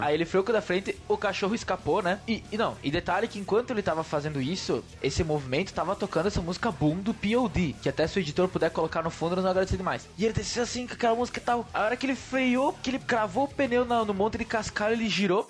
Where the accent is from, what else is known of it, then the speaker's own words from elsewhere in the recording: Brazil; eu vinha do Prolurb